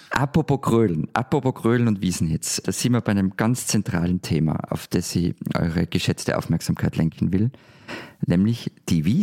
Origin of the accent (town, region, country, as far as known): Austria